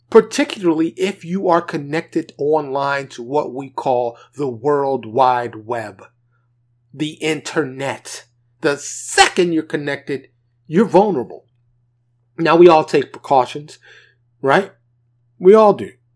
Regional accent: New York, United States; being a black man, born and raised in New York, in abject poverty

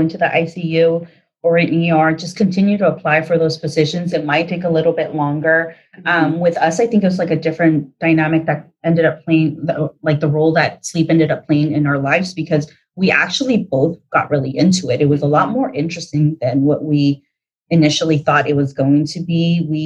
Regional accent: Pasadena, California, United States; also born or lived in Duarte; I grew up in Pasadena, Duarte area. I moved to Duarte right around middle school

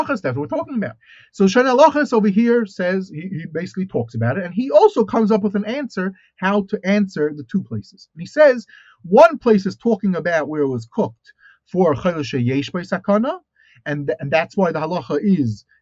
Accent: United States; moved away; I look at myself as an American

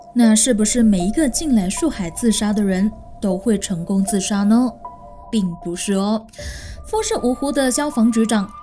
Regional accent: Malaysia; also born or lived in Taiwan; 我是来自马来西亚的

